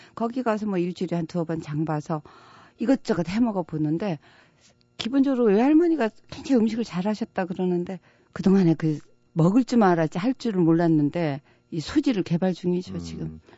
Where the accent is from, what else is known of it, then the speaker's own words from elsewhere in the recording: Jeju Island, South Korea; moved away; also born or lived in Seoul; 저는 제주도에서 태어났고요.